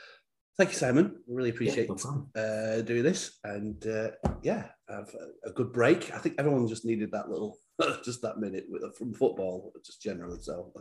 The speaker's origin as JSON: {"language": "English", "town": "Bolton", "region": "North West England", "country": "United Kingdom", "moved": "as an adult", "lives_now": "United States", "said": "I'm from just outside Manchester, but Bolton. Uh-huh. You've heard of Bolton, yeah? I've been over here nearly 13 years now."}